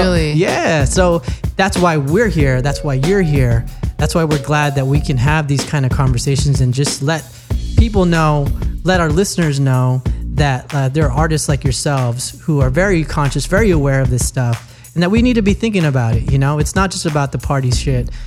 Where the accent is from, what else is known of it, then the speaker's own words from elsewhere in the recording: Newark, California, United States; I'm from Newark.